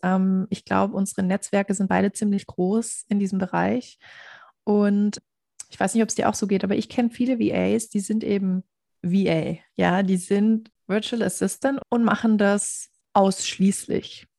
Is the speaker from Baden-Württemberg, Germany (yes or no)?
yes; near Stuttgart, Baden-Württemberg, Germany; accent: Swabian; Ich komme nämlich aus der Nähe von Stuttgart